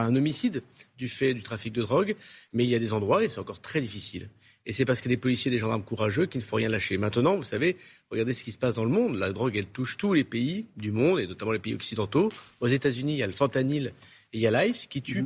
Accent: Tourcoing, Hauts-de-France, France; les gens de chez moi à Tourcoing

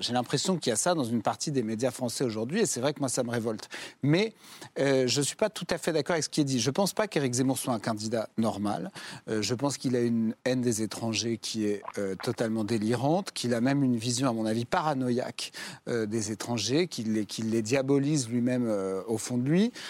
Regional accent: Jura, Bourgogne-Franche-Comté, France; Moi, je viens du Jura, où il y a un des plus beaux villages

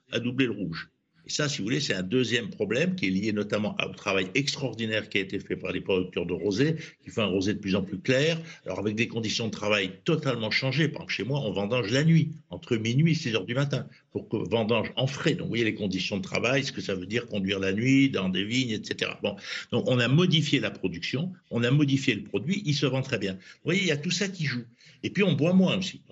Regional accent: Provence-Alpes-Côte d'Azur, France; je suis provençal, donc j'habite dans une région de rosé

